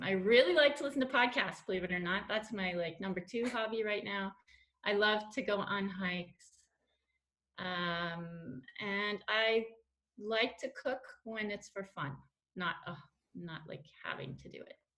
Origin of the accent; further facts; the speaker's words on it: Denver, Colorado, United States; moved away as an adult; also born or lived in Quebec City, Canada / Montreal, Canada / Paris, France; now in Switzerland; I was born in Denver, Colorado, in Lutheran Hospital. Went to Wheat Ridge High School.